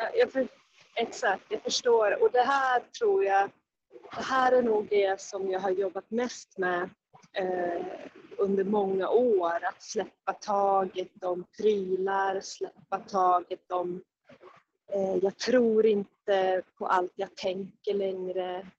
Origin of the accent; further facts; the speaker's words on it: Sandviken, Gävleborg County, Sweden; moved away as an adult; also born or lived in Stockholm; now in Jämtland, Sweden; började jag längta hemåt Sandviken